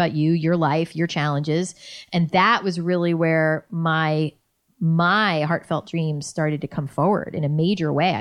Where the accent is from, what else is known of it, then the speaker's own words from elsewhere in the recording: New York, United States; moved away as an adult; also born or lived in Boston / Los Angeles; I was a cynical New Yorker